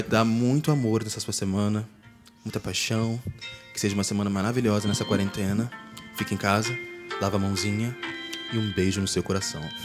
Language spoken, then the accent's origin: Portuguese; Rio de Janeiro, Brazil; A gente é brasileiro, nós aqui somos cariocas